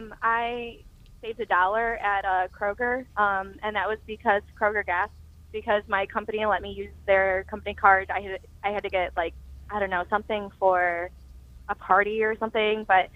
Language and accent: English; Toledo, Ohio, United States